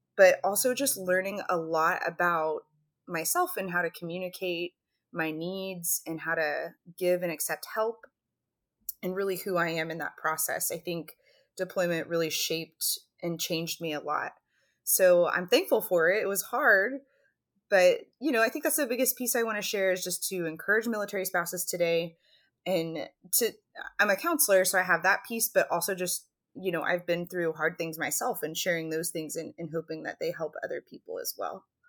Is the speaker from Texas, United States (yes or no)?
yes; Texas, United States; moved away as an adult; now in Alaska, United States; I grew up in Texas. I live in Alaska